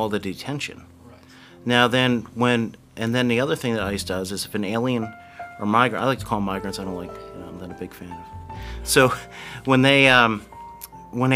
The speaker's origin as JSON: {"language": "English", "town": "Blairstown", "region": "New Jersey", "country": "United States", "tie": "born or raised there", "said": "I grew up right here in Blairstown, New Jersey"}